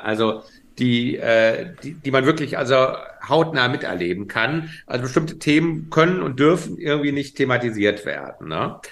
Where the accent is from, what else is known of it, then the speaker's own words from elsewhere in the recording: Frankfurt, Hesse, Germany; in meiner Heimatstadt Frankfurt im Bahnhofsviertel